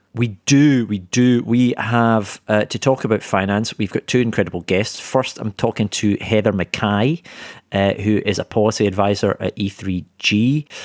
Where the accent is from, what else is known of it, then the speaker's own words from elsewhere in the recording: Scotland, United Kingdom; now in London, United Kingdom; a fellow Scot